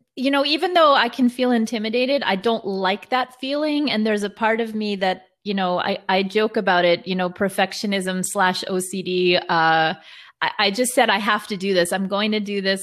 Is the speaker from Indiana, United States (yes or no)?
no; New York City, New York, United States; I'm originally from New York, but, uh, parents are from Israel